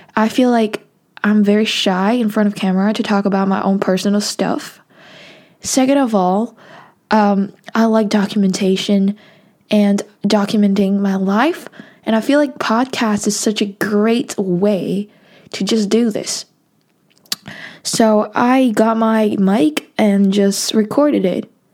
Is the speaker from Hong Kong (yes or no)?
yes; Hong Kong; I'm from Hong Kong